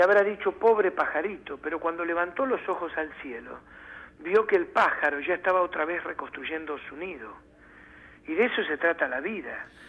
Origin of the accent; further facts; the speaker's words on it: Argentina; como buenos argentinos